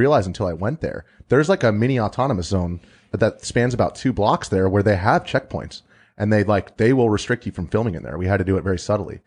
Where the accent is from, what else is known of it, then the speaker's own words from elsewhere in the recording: United States; we're all American